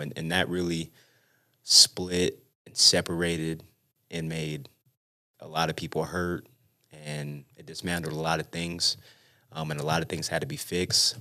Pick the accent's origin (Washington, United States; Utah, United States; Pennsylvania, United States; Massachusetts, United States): Utah, United States; West Valley City; born or raised there; also born or lived in San Bernardino, California